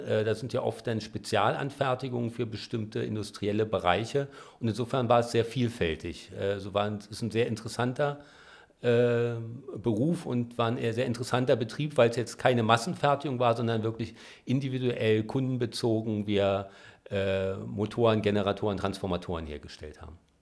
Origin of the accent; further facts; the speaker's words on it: Berlin, Germany; Ich bin in Spandau aufgewachsen, da im Waldkrankenhaus geboren